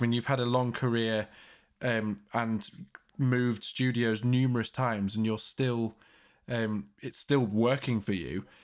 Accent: Leeds, Yorkshire and the Humber, United Kingdom; I'm from Leeds, you know, not from London.

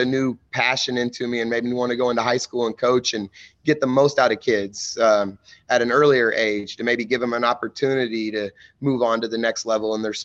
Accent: Mattoon, Illinois, United States; I'm from Mattoon, Illinois. So I grew up in Mattoon

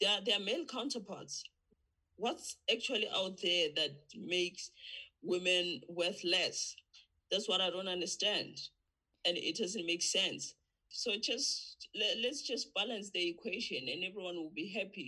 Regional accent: South Africa; from South Africa

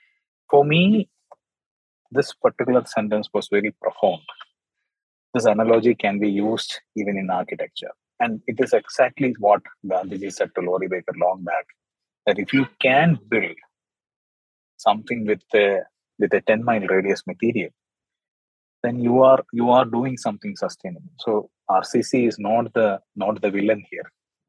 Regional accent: Dubai, United Arab Emirates; I was born in Dubai and I was raised as a particular city child.

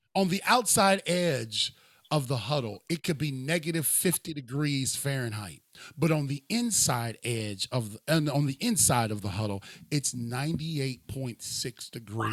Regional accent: Cleveland, Ohio, United States; I'm from Cleveland

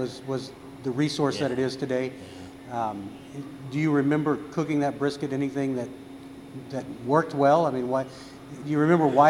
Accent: Austin, Texas, United States; I'm originally from Austin.

